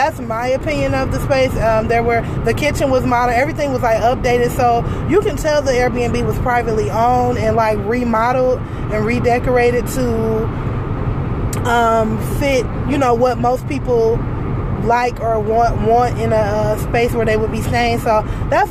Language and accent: English; Detroit, Michigan, United States; we're from Detroit